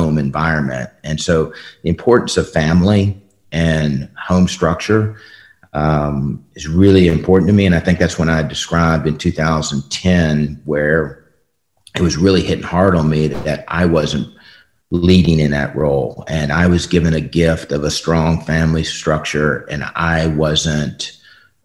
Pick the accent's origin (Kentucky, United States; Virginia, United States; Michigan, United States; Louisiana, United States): Virginia, United States; Richmond; I was born in Richmond, Virginia.